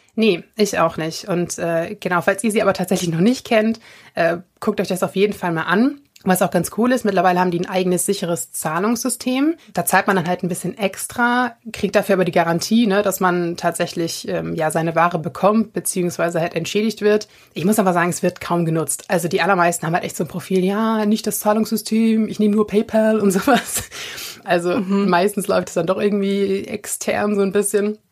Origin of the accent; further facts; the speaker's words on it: Germany; bei uns in Deutschland